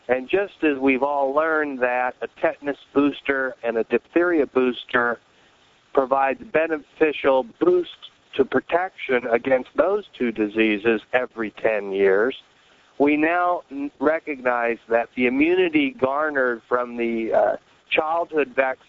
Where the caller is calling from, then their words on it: Rochester, New York, United States; So I'm calling from Rochester, New York.